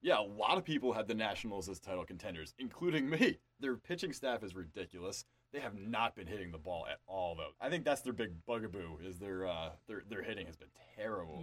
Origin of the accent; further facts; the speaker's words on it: New York, United States; my home state of New York